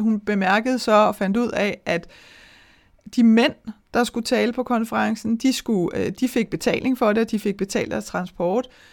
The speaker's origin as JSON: {"language": "Danish", "country": "Denmark", "said": "vi danskere"}